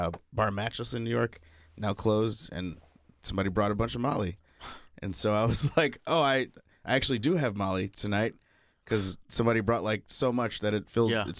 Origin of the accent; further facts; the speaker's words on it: United Kingdom; I'm British